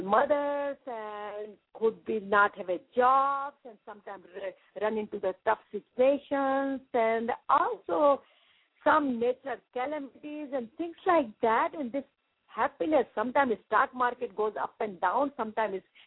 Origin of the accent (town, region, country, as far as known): India; moved away as an adult; now in United States